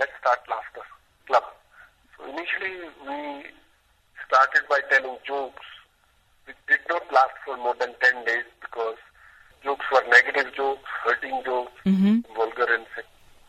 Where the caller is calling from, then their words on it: Mumbai, Maharashtra, India; I'm calling from India.